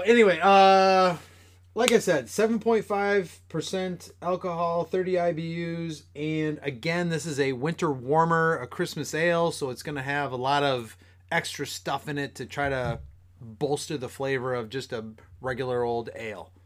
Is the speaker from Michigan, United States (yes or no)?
yes; Michigan, United States; being from Michigan